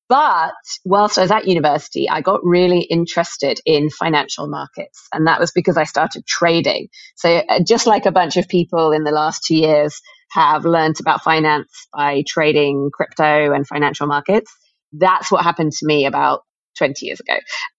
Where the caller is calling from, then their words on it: Mumbai, Maharashtra, India; I am here in Mumbai and excited to talk about fintech and all things finance.